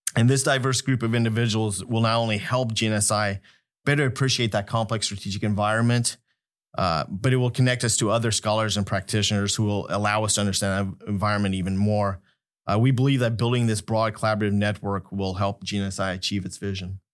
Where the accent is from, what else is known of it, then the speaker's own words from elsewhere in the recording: Wichita, Kansas, United States; moved away as an adult; also born or lived in California; originally, I was born in California, grew up in Wichita, Kansas